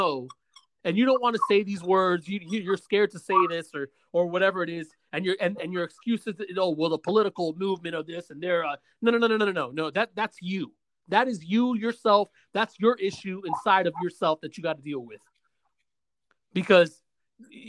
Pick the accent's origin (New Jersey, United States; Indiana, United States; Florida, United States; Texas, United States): Florida, United States; Osceola County, Central; also born or lived in Bronx, New York; Because that's where I grew up at. I was born in the city, New York. I'm from New York. I'm from the city, I'm from the Bronx. But I spent more time here in Central Florida than I did over there